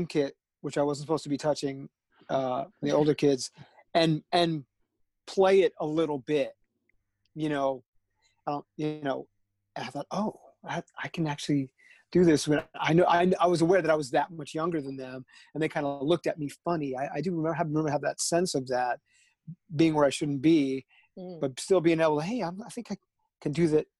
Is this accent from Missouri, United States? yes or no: no; Southern Connecticut, United States; I grew up in Southern Connecticut